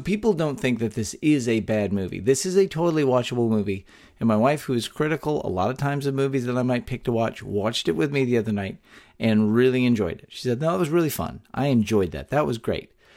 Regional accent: Texas, United States; born or raised there

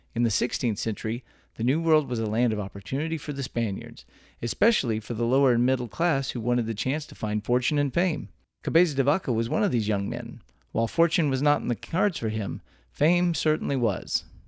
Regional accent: Texas, United States; born or raised there

